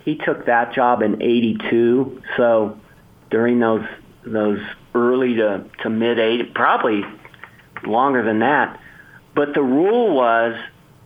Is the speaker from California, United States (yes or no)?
yes; Bay Area, California, United States; I grew up in the Bay Area